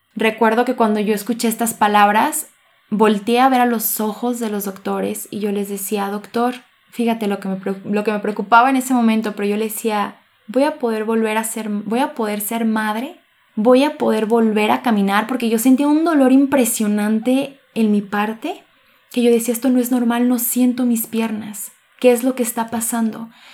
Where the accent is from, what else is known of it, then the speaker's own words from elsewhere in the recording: Cocula, Jalisco, Mexico; moved away as an adult; now in Guadalajara, Mexico; soy originaria de Cocula, Jalisco, pero radico aquí en Guadalajara